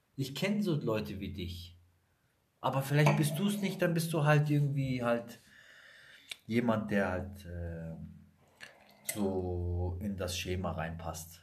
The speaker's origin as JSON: {"language": "German", "region": "Sicily", "country": "Italy", "moved": "yes", "lives_now": "Germany", "said": "ich bin aus Sizilien"}